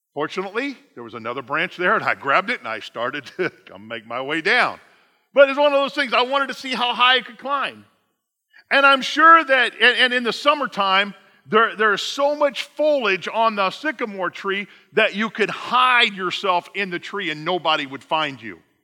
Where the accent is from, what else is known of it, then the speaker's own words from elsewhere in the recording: Indiana, United States; I'm from Indiana.